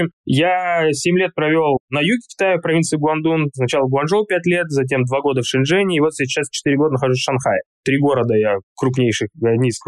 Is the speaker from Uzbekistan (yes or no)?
yes; Tashkent, Uzbekistan; also born or lived in Altai, Russia; Я родился на Алтае, то есть изначально я родился в Азии, можно сказать. Алтай, близко и Монголия, и Китай, и Казахстан, горы, четыре страны делят. И потом наша семья уехала в Ташкент